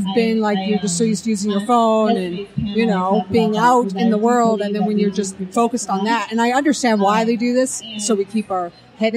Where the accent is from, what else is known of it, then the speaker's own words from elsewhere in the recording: Calgary, Alberta, Canada; I'm from Alberta, Canada, in Calgary.